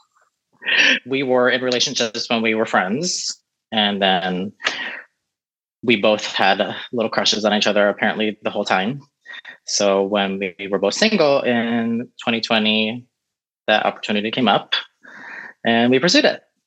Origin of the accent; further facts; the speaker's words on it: Florida, United States; also born or lived in San Francisco Bay Area; now in Los Angeles, United States; I was born in the Bay Area, grew up in Florida